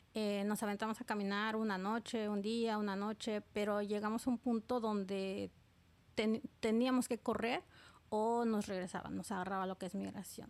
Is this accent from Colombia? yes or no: no; Oaxaca, Mexico; moved away as an adult; now in New York, United States; soy del estado de Oaxaca, Oaxaca, México